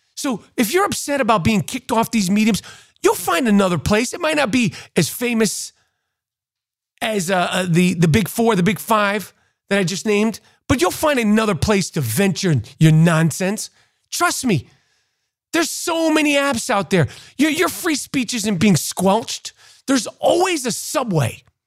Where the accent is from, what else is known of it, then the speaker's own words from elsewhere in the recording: New York City, New York, United States; Growing up in New York City, seventies, eighties, and nineties